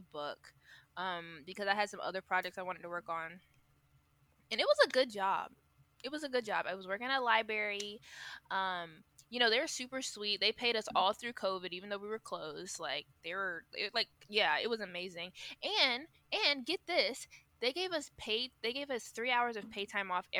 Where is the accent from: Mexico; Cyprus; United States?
United States; Swansea, South Carolina; now in Columbia, United States; I live in Columbia, smack dab in the middle. But okay. I grew up in Swansea.